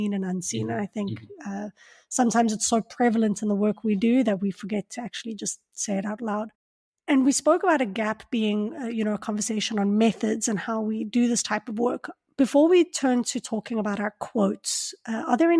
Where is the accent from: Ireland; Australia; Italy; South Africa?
South Africa; Johannesburg, Gauteng; I'm from Johannesburg